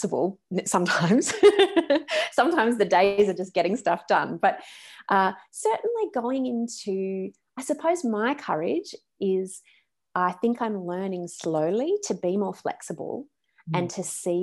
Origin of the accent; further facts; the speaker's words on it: Australia; moved away as an adult; also born or lived in West Coast, United States; I'm Australian.